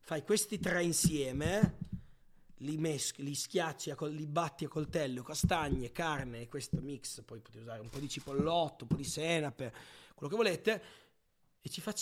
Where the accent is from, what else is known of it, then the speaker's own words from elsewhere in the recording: Emilia-Romagna, Italy; Io poi vengo dalla Romagna. Oh, a me la cipolla si mangia cruda nell'insalata.